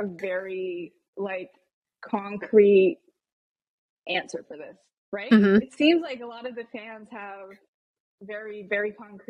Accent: New Jersey, United States; now in Southern California, United States; I grew up in New Jersey

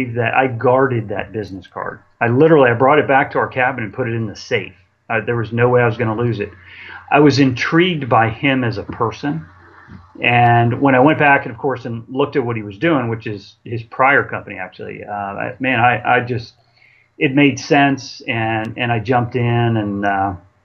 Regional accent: Maryland, United States; I'm from Maryland. I'm born and raised in Maryland

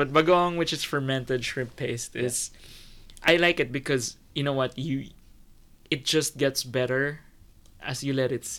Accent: Philippines; So whenever people ask me, I always say I'm Filipino.

